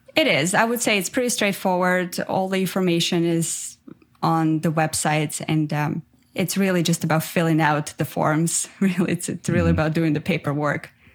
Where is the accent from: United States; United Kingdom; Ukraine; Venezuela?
Ukraine; English is a second language; moved away as an adult; also born or lived in Armenia; now in Canada; I'm originally from Armenia, but I grew up in Ukraine. And then about eight years ago, I moved to Canada.